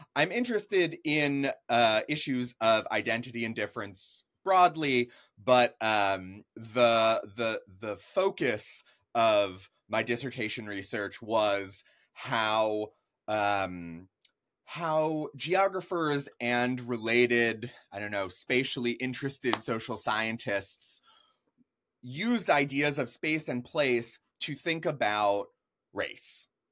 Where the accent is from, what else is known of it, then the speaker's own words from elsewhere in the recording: Jupiter, Florida, United States; also born or lived in New York; when I'm four years old, we moved to South Florida. I grew up in Palm Beach County in a place called Jupiter